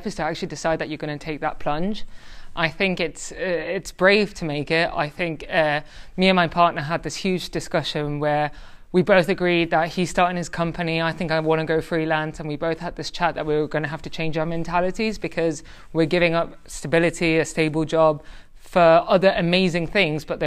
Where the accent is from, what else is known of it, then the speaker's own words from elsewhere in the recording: Tenerife, Canary Islands, Spain; now in London, United Kingdom; I'm half Spanish, half Irish. I grew up in the Canary Islands, Tenerife.